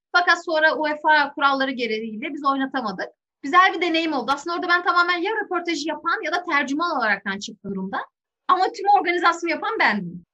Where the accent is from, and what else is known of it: Turkey